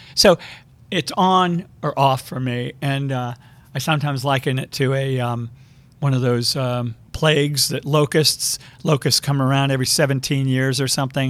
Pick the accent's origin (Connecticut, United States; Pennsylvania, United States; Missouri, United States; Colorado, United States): Connecticut, United States; I grew up outside of New York, mostly in Connecticut.